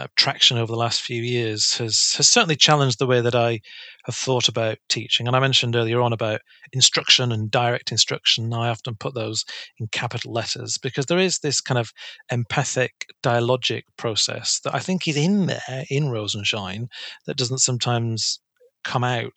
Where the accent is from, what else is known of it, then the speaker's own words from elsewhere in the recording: Bolton, North West England, United Kingdom; now in South of England, United Kingdom; I'm from Bolton, so Wigan is quite close in Greater Manchester.